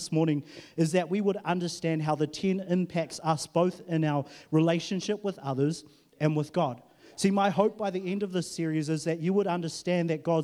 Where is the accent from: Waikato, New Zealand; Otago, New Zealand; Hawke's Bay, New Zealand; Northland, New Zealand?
Waikato, New Zealand; Huntly; now in Auckland, New Zealand; I was in Huntley. That's where I was born and bred and, you know, did that life and then moved to Auckland.